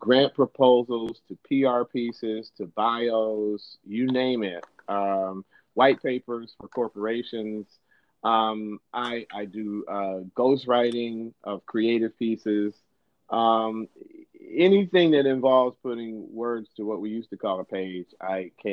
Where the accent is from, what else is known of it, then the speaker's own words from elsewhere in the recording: Detroit, Michigan, United States; moved away as an adult; now in Sacramento, United States; I'm originally from Detroit. I was born in Detroit and grew up just outside of Detroit, one of the suburbs there